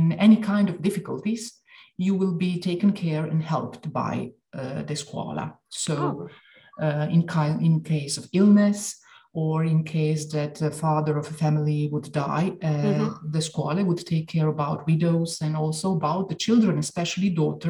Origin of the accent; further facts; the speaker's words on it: Dalmatia, Croatia; Since I come from Dalmatia, every now, mm-hmm. and now and then I say, okay, maybe I got the wrong scuola, but I could belong to both of them.